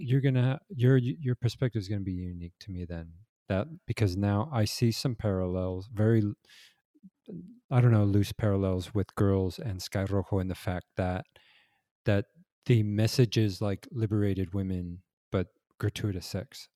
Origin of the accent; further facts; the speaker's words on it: Los Angeles, California, United States; I grew up in Los Angeles